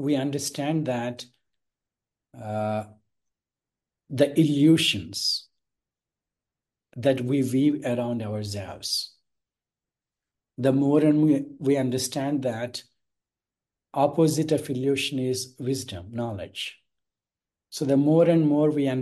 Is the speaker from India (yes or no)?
yes; India; The base is I am born in India